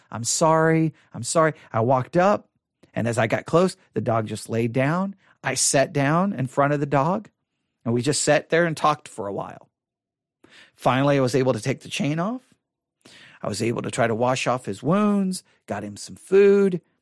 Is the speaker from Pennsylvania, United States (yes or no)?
no; Buffalo Gap, Texas, United States; I grew up in Buffalo Gap, Texas